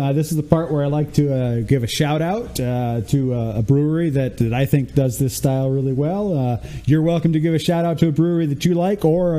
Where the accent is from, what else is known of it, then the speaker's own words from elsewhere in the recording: United States; I mean, we're so accustomed to driving because of I mean, I'm from the United States and Canada's not any smaller.